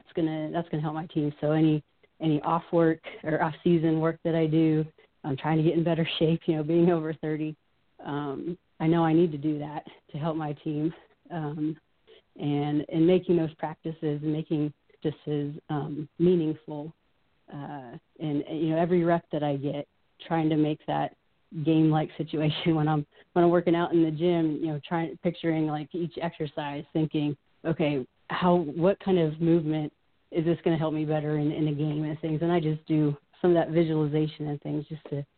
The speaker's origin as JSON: {"language": "English", "town": "Pittsburgh", "region": "Pennsylvania", "country": "United States", "tie": "born or raised there", "said": "growing up in Pittsburgh"}